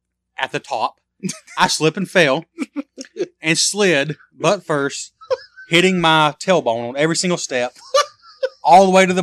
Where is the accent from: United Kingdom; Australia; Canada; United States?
Australia; We're from Australia, and you want to be our third Australian fan.